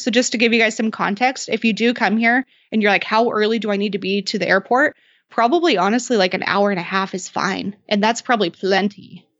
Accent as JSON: {"language": "English", "region": "Idaho", "country": "United States", "tie": "born or raised there", "lives_now": "Boise, United States", "said": "I grew up in Idaho always, but I was about two hours away in a really small farming city of ten thousand people"}